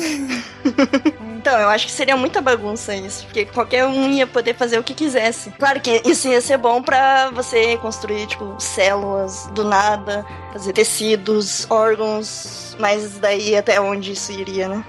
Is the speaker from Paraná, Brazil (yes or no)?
yes; Curitiba, Paraná, Brazil; eu sou de Curitiba